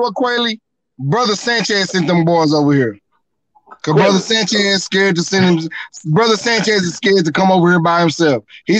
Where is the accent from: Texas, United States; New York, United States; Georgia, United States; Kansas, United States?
Texas, United States; Fort Worth; I'm from Funky Town. I'm from Funky Town, Texas, man.